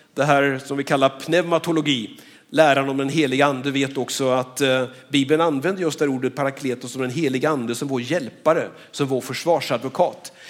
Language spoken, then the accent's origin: Swedish; Skövde, Västra Götaland, Sweden; Jag är född och uppvuxen här i Skövde